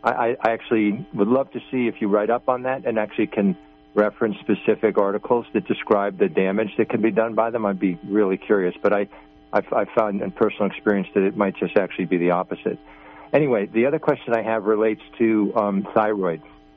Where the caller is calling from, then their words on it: Long Island, New York, United States; from Long Island.